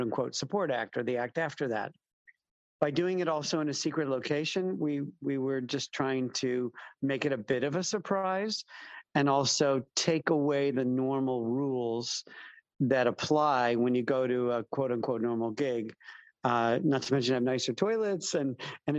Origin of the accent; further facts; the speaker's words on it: Chicago, Illinois, United States; moved away as an adult; also born or lived in East Coast, United States / West Coast, United States / Southern US; now in London, United Kingdom; I am from Chicago and bopped around the U.S., East Coast, West Coast, South, for a while